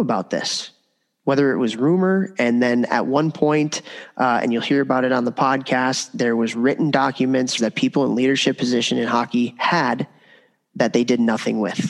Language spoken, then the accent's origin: English; Chicago, Illinois, United States; I grew up in Chicago at the time that all of this stuff was going on